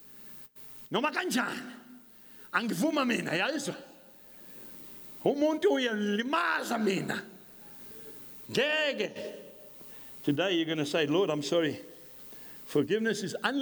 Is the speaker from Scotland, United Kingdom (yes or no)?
yes; Scotland, United Kingdom; I'm a Scot